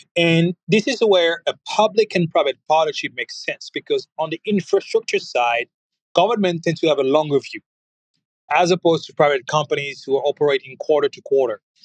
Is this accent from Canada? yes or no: no; France; now in United States; I'm, French living in America